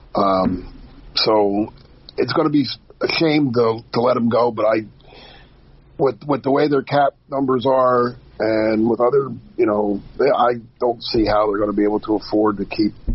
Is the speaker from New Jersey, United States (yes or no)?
yes; New Jersey, United States; growing up in Jersey